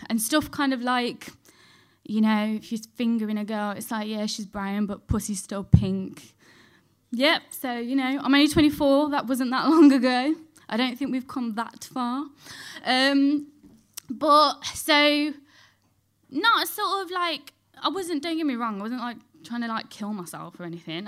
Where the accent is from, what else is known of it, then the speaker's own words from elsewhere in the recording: Dudley, West Midlands, United Kingdom; I grew up in Dudley, so, like, near Birmingham.